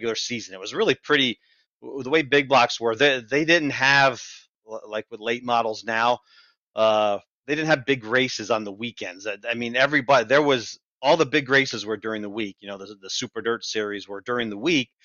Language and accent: English; Northeast, United States; Growing up in the Northeast